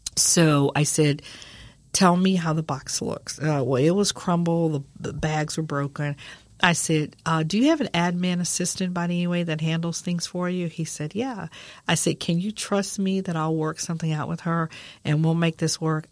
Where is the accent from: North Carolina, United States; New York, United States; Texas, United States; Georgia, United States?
Texas, United States; San Antonio; I'm from San Antonio, Texas, born and raised